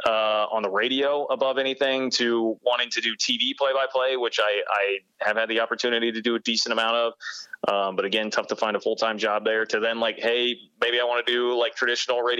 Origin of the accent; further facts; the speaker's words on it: Kansas City, United States; moved away as an adult; also born or lived in Manhattan, Kansas; I grew up in Kansas City. I wanted to be back